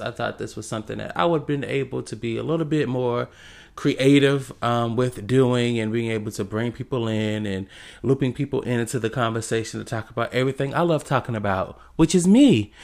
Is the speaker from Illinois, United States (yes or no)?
no; South Carolina, United States; moved away as an adult; now in Georgia, United States; I'm originally from South Carolina, born and raised